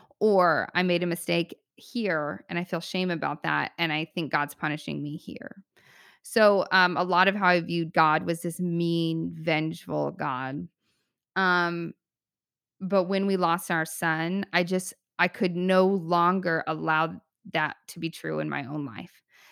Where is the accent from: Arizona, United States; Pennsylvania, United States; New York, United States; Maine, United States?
Arizona, United States; also born or lived in California; I'm from Arizona and California. And I'm like now stuck in this frozen tundra.